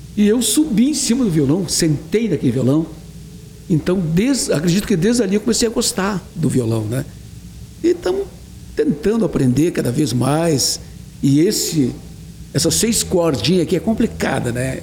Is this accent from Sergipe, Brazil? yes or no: no; Itaqui, Rio Grande do Sul, Brazil; minha terra, no Itaqui, no Rio Grande do Sul